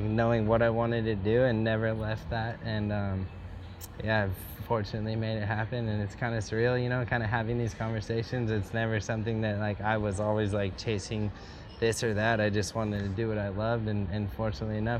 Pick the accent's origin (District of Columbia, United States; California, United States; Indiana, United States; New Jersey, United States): California, United States; Templeton; Born and raised in Templeton, grew up there my whole life